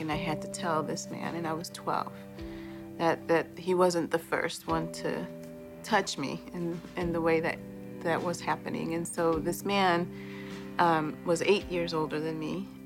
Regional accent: Chicago, Illinois, United States; also born or lived in Boston, Massachusetts; I was born in Boston. Uh, when I was two, we moved to Chicago after my parents had separated

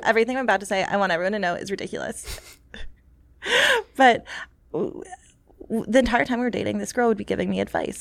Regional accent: New York City, New York, United States; growing up in New York City

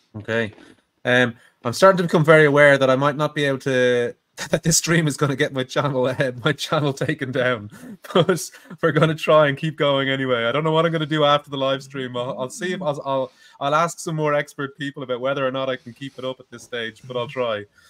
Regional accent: Ireland; being an Irish streamer, with that Irish ethnic identity

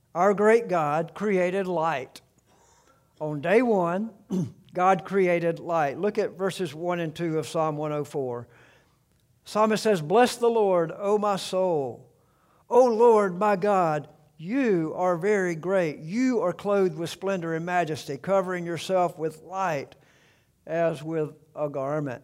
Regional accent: South Alabama, United States; the home farm, uh, that I grew up around in South Alabama.

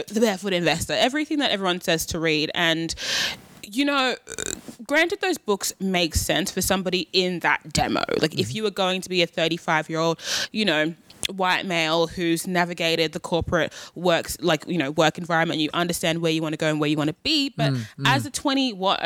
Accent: Australia; I was born and raised in Australia

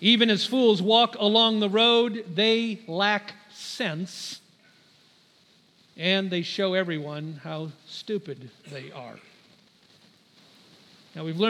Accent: United States; as an American

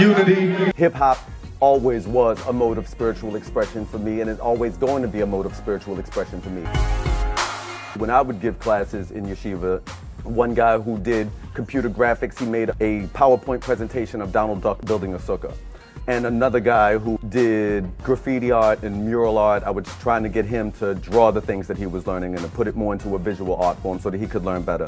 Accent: Baltimore, Maryland, United States; now in New York, United States; I was raised in Baltimore by my mother, who raised me by herself on less than $20,000 a year

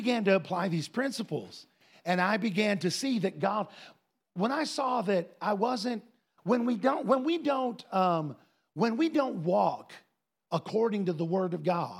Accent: Ohio, United States; we grew up in a place where there were lots of farmers, Andy and I. We grew up in Northwest Ohio.

